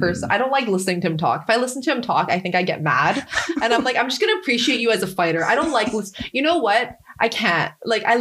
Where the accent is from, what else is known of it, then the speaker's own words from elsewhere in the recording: Canada; I grew up in Canada.